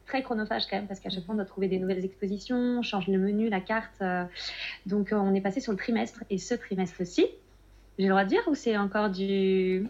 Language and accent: French; Nantes, Pays de la Loire, France; also born or lived in Spain; je suis nantaise